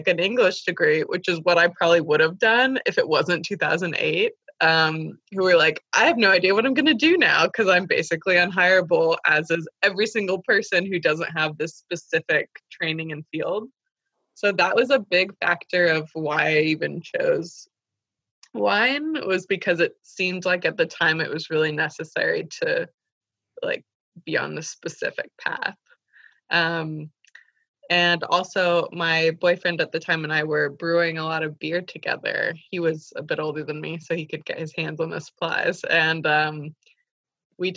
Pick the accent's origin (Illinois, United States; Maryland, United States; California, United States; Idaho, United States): California, United States; the Bay Area; I grew up in the Bay Area